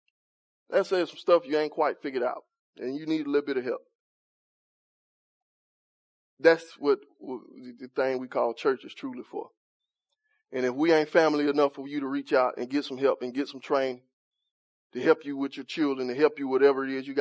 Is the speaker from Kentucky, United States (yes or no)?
no; Montgomery, Alabama, United States; I'm from Cedar Park